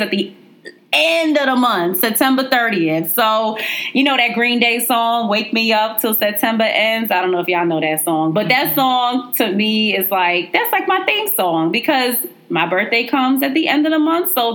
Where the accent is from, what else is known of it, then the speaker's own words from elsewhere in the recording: New York City, New York, United States; growing up in Brooklyn